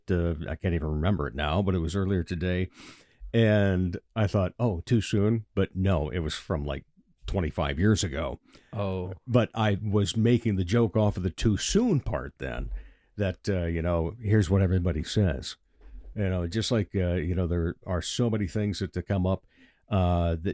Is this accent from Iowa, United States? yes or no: yes; Rock Rapids, Iowa, United States; I grew up down in Rock Rapids and uh, driving up here.